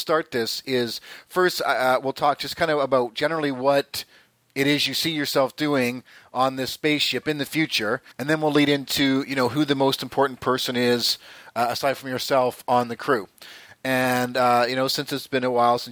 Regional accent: Southern Ontario, Canada; I grew up in Southern Ontario.

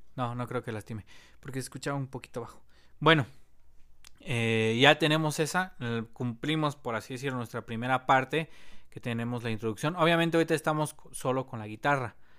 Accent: Mexico; somos mexicanos

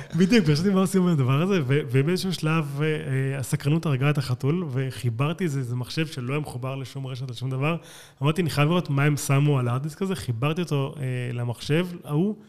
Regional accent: Israel; אני לא אמריקאי, אני ישראלי

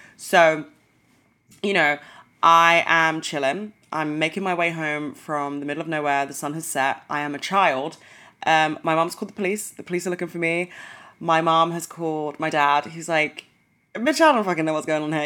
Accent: London, United Kingdom; I'm from London

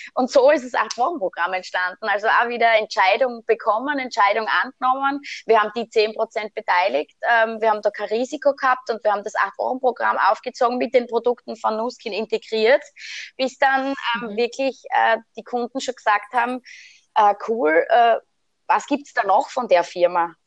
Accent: Styria, Austria; also born or lived in Switzerland; bei uns in der Steiermark, weil bei uns gibt es das gar nicht. Und bin dann tatsächlich mit 23 nach Hause gekommen

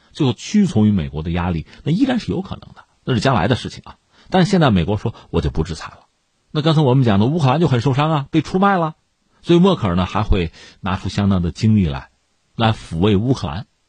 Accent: China; 用我们中国人的话讲

